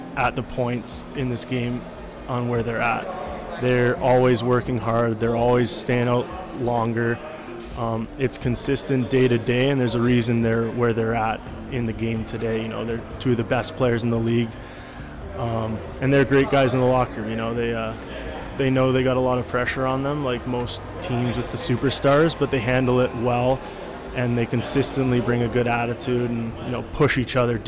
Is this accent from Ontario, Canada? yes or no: no; Calgary, Alberta, Canada; growing up in Calgary